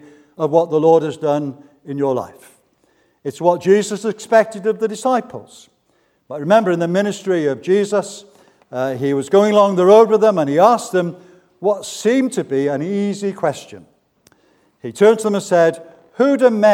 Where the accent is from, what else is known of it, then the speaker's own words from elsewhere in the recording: Barry, Wales, United Kingdom; I was brought up in Barry, that famous town just down the road.